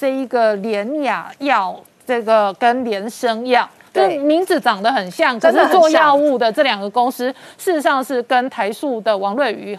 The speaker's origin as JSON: {"language": "Chinese", "country": "Taiwan", "said": "我跟你讲，我作为一个台妹，我好想要委托日本代购"}